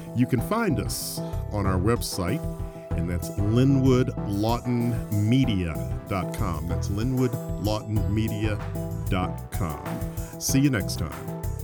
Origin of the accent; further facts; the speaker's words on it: Detroit, Michigan, United States; I grew up in Detroit